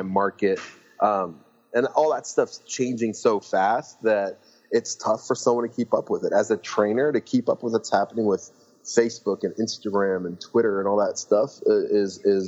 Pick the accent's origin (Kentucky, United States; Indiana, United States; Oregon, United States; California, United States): California, United States; San Luis Obispo; also born or lived in Lebanon; we moved to California, and I grew up in a town called San Luis Obispo